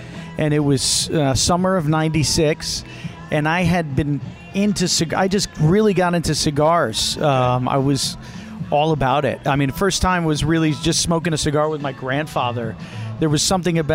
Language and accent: English; New Haven, Connecticut, United States; I was born in New Haven, Connecticut. Actually, Little Italy there